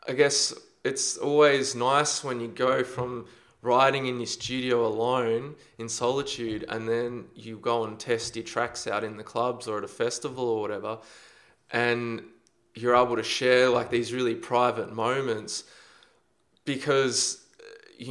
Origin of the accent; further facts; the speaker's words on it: Australia; I'm an Australian producer.